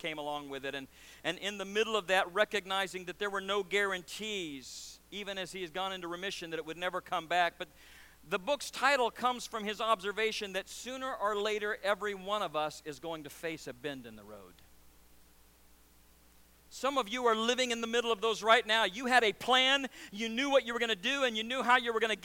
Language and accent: English; Nebraska, United States; also born or lived in Louisiana / Missouri; now in Syracuse, United States; I was born in Louisiana, raised in Nebraska, met my wife in Missouri, and now live in Syracuse